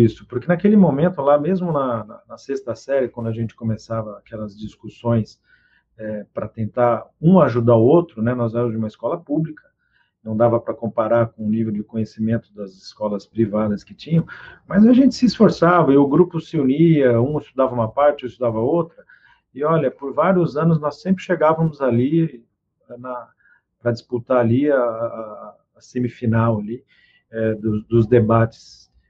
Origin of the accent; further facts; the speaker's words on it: Presidente Prudente, São Paulo, Brazil; moved away; Eu sou do interior de São Paulo, Presidente Prudente.